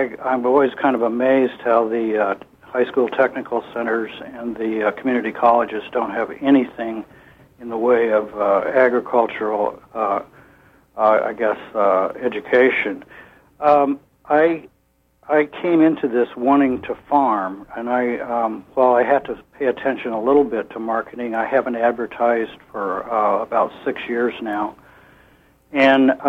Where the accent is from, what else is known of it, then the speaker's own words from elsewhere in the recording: Midwest, United States; moved away as an adult; now in Garland, United States; My wife and I grew up in the Midwest around farming and came to Maine